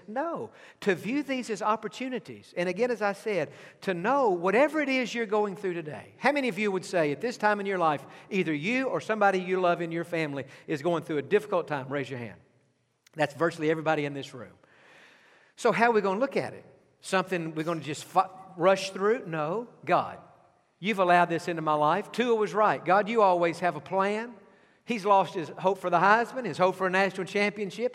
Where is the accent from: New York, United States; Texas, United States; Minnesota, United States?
Texas, United States; East; I grew up in East Texas